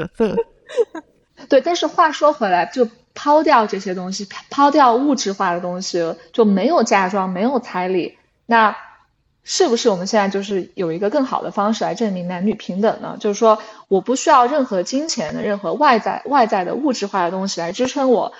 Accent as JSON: {"language": "Chinese", "country": "China", "tie": "born or raised there", "moved": "yes", "said": "我是在中国长大的小孩的，就中国"}